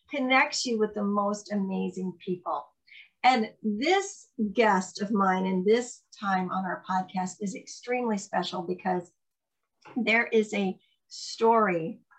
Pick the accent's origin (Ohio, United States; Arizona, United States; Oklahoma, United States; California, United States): Ohio, United States; now in Minnesota, United States; that's where I live now. Yeah, originally from Ohio.